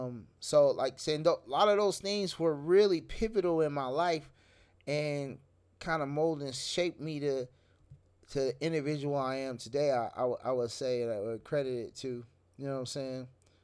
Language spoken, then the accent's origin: English; San Francisco, California, United States; moved away; also born or lived in DeLisle, Mississippi / Pass Christian, Mississippi; I was from Frisco.